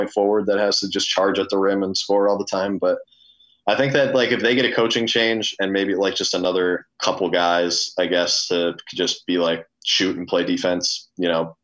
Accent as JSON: {"language": "English", "town": "Wells", "region": "Maine", "country": "United States", "tie": "born or raised there", "lives_now": "Portland, United States", "said": "I lived in Maine, Southern Maine my whole life. I live in Portland right now. I'm from Wells"}